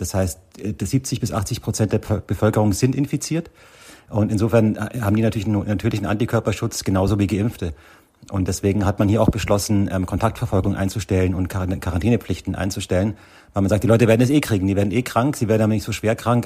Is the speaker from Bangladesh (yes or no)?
no; Germany; now in South Africa; bei uns in Deutschland